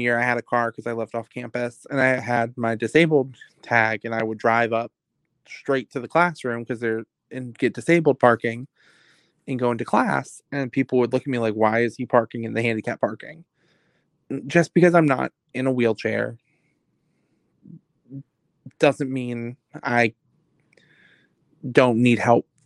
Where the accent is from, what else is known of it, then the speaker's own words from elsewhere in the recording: Virginia Beach, Virginia, United States; I'm from Virginia Beach. We don't have hills. I'm used to flat land sloping down to the ocean.